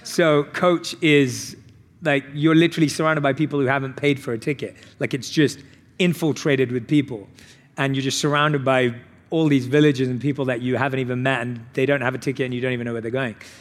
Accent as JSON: {"language": "English", "region": "London", "country": "United Kingdom", "tie": "born or raised there", "said": "I was born and raised in London"}